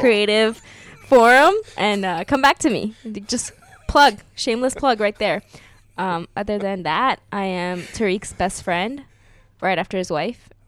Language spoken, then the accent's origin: English; United States; I grew up in America and I learned American history